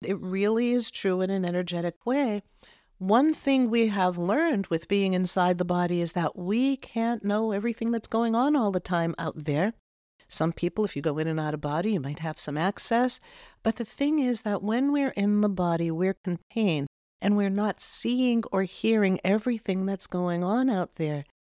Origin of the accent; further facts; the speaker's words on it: Massachusetts, United States; I grew up in Massachusetts